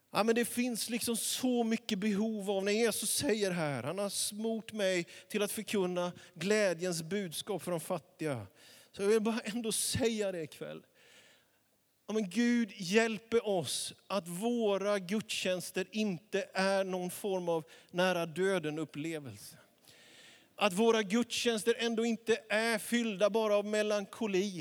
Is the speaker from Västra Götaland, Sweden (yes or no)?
no; Småland highlands, Jönköping County, Sweden; now in Västerås, Sweden; Det var en liten by där jag växte upp